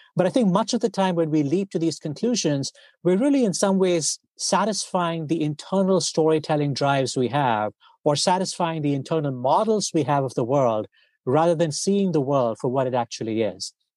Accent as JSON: {"language": "English", "country": "India", "tie": "born or raised there", "said": "I grew up, uh, I grew up in India"}